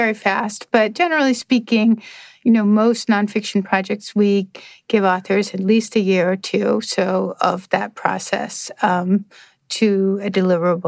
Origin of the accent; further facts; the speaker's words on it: Denmark; now in United States; I'm originally from Denmark